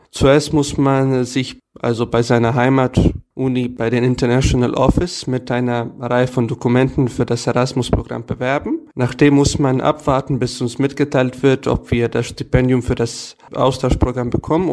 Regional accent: Serbia; German is a second language; bei uns in Novi Sad und allgemein in Serbien

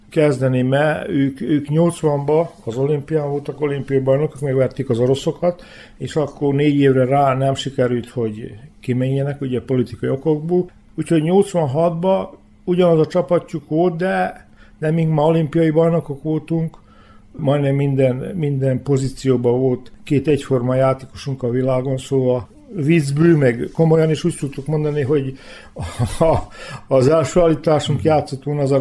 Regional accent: Hungary; Nem volt egyszerű magyarként. Nem volt, mert tudtam magyarul, ők tudták, hogy tudok magyarul

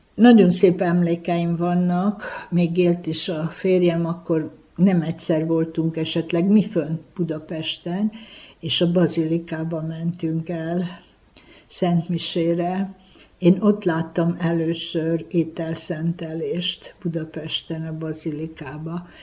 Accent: Délvidék, Vojvodina, Serbia; itt a szülőföldem, szülőfalumba

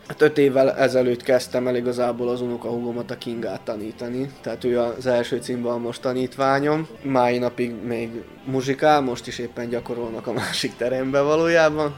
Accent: Bečej, Vojvodina, Serbia

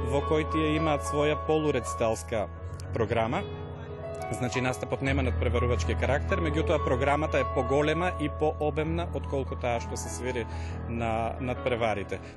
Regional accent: Strumica, North Macedonia; доаѓам од Струмица

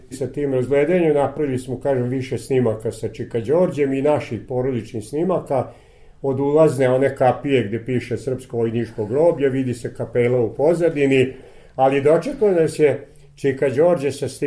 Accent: Vojvodina, Serbia; kažemo mi smo iz Vojvodine

